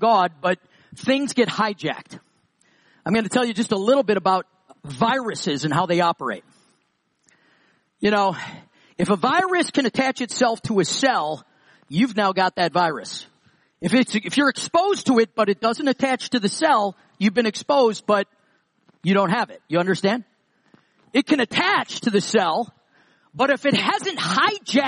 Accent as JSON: {"language": "English", "region": "New York", "country": "United States", "said": "I'm from New York. So is David. We lived about 20 minutes from each other"}